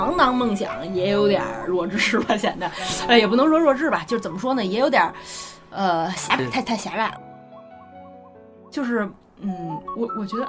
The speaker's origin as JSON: {"language": "Chinese", "region": "Beijing", "country": "China", "said": "其实你这个吧，在我们北京人眼里就就是有点有点傻逼了。"}